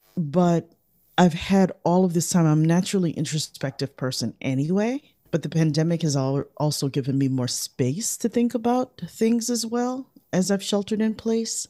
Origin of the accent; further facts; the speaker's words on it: Chicago, Illinois, United States; We grew up in Chicago